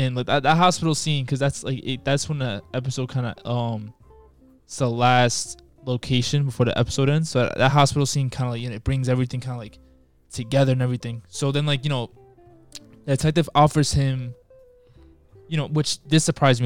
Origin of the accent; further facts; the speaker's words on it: New York City, New York, United States; I'm from Queens